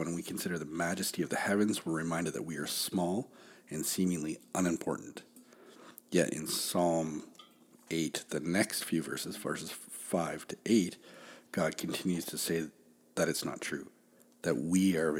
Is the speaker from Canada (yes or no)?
yes; Canada; We're Canadian